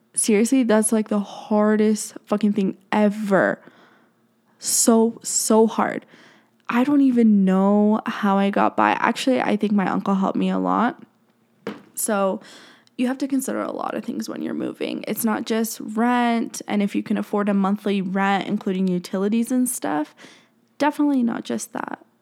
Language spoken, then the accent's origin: English; Colorado, United States; I'm from Colorado